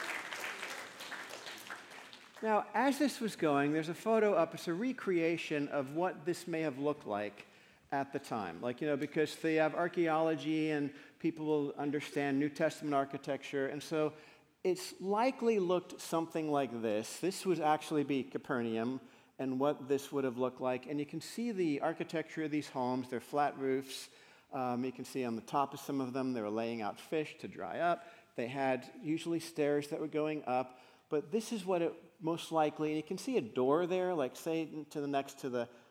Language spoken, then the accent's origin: English; Paramus, New Jersey, United States; I grew up in Paramus, New Jersey